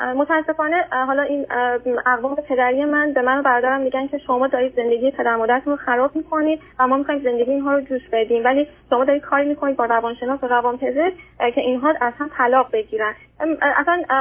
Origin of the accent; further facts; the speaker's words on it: Iran; moved away as an adult; now in Australia; ایران هستم فقط من خارج از کشورم